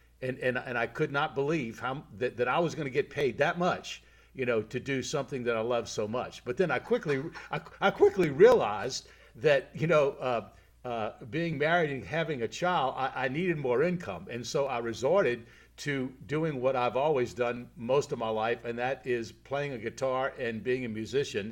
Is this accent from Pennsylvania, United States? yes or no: no; New Orleans, Louisiana, United States; I was raised here in the New Orleans area